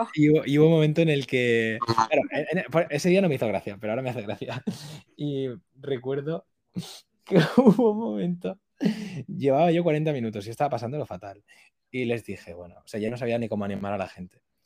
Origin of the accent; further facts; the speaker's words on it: Valencia, Valencian Community, Spain; soy de Valencia